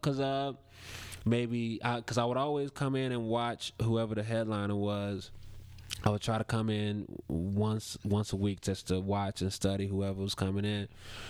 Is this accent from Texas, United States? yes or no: no; Chicago, Illinois, United States; moved away; He got me working in my hometown